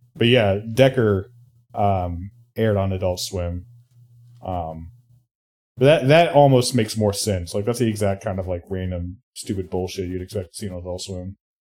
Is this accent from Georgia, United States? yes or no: no; Indiana, United States; my home state of Indiana